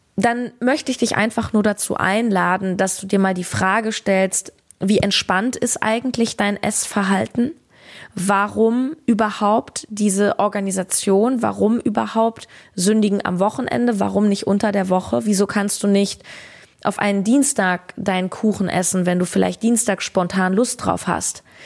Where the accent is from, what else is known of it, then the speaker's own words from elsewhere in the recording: Berlin, Germany; in meiner Heimat Berlin